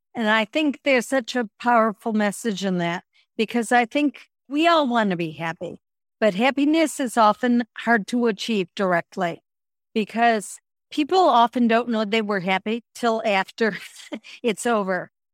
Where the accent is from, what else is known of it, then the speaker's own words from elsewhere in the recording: Chicago, Illinois, United States; moved away as an adult; I moved back to Chicago. This was in my early fifties